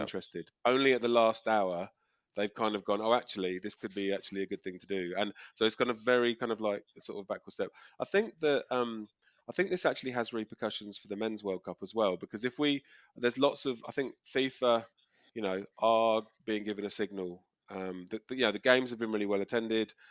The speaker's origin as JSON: {"language": "English", "region": "England", "country": "United Kingdom", "moved": "as an adult", "lives_now": "Australia", "said": "think of myself as English."}